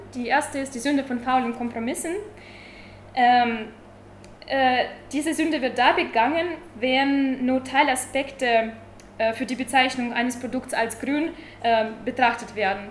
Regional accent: Tübingen, Baden-Württemberg, Germany; Ich komme aus Tübingen, studiere derzeit Friedensforschung.

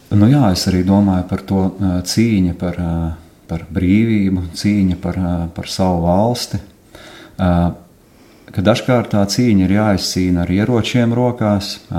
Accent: Latgale, Latvia; moved away; mēs šeit, šajā telpā klātesošie, visi esam no Latgales.

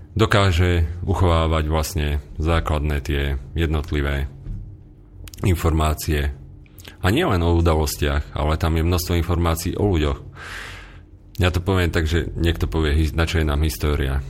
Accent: central Slovakia, Slovakia; ja som vyrástol vlastne na strednom Slovensku a priamo k tomuto kraju vlastne mám hlboký vzťah

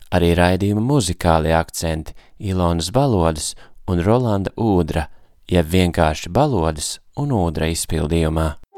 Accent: Latvia; esmu no Latvijas

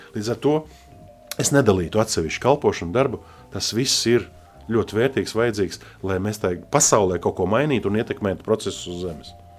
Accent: Latvia; also born or lived in Russian Far East; mēs esam no Latvijas

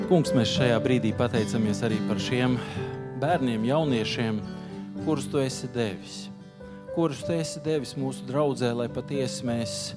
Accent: Latvia; mēs visi esam latvieši

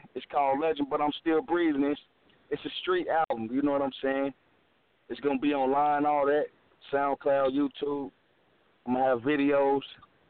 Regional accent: Kansas City, Missouri, United States; I'm from Kansas City, Missouri. I'm an artist from

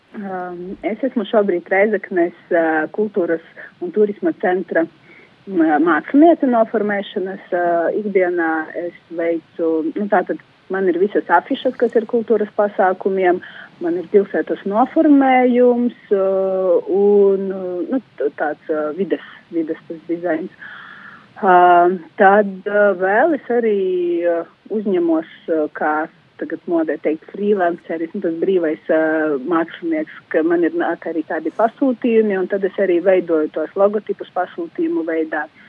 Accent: Daugavpils, Latgale, Latvia; moved away as an adult; now in Rēzekne, Latvia; es no Daugavpils nāku

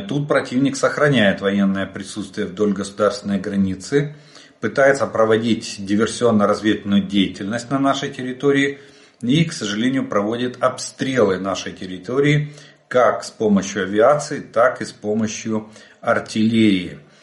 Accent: Ukraine; мы из Украины.

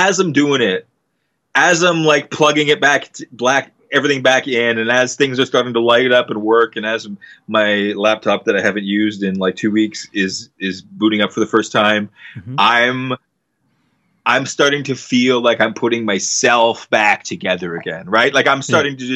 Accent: Canada; we're Canadian

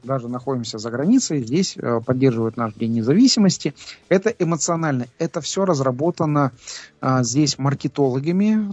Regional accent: Kazakhstan; мы из Казахстана

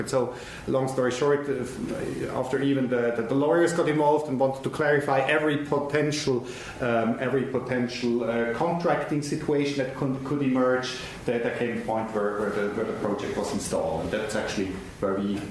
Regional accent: Switzerland; I'm from Switzerland

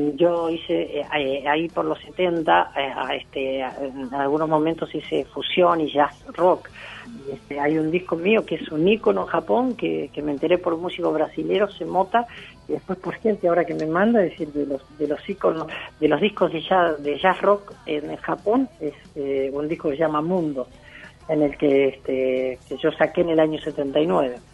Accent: Mercedes, Buenos Aires Province, Argentina; Mercedes es mi pueblo

